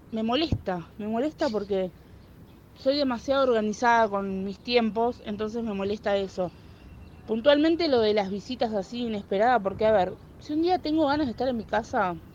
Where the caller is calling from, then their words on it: Luján, Buenos Aires Province, Argentina; Hola chicos de Tiro al Aire